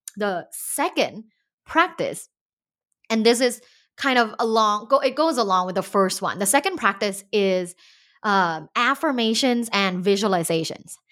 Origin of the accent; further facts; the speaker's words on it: Thailand; now in United States; growing up in Thailand